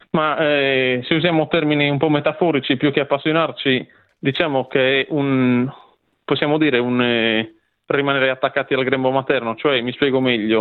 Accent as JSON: {"language": "Italian", "area": "Province of Nuoro", "region": "Sardinia", "country": "Italy", "tie": "born or raised there", "said": "io sono nato, cresciuto e anche il mio sangue è sardo"}